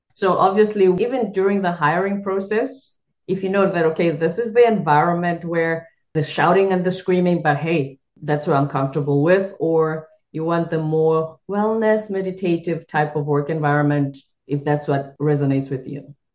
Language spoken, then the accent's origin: English; South Africa; I'm South African. I'm from the Zulu culture